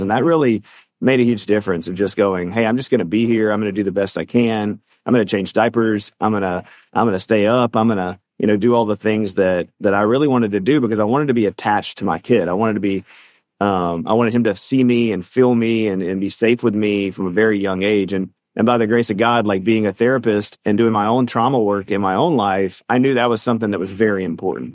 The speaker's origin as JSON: {"language": "English", "region": "the South", "country": "United States", "said": "we're from the South"}